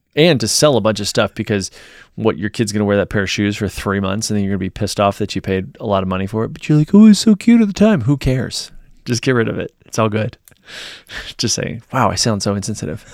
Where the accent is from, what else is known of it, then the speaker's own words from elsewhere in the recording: Virginia, United States; moved away; my hometown in Virginia